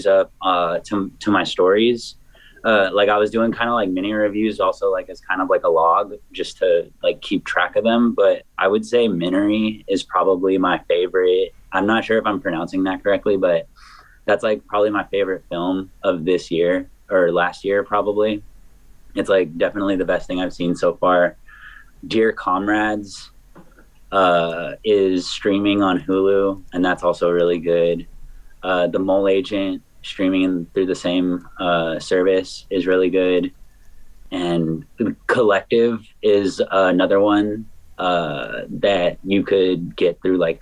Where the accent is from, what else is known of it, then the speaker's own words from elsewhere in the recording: Hayward, California, United States; my hometown, Hayward, California, Oakland.